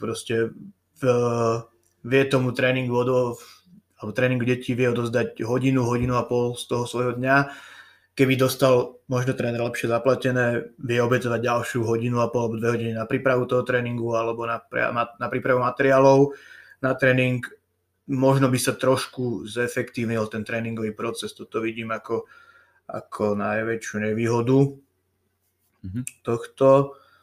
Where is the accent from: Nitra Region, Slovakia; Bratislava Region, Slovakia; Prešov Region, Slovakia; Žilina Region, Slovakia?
Bratislava Region, Slovakia; Modra; also born or lived in Považská Bystrica; odchovanec modrý, vyrastol som tu, naučili ma tu hrať hádzanú